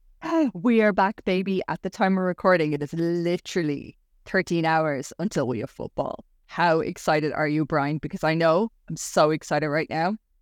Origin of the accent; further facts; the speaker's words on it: Ireland; I'm the Irish Barbie